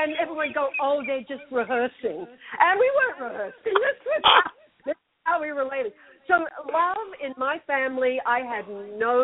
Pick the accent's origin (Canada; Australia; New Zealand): Australia; when I was growing up in Australia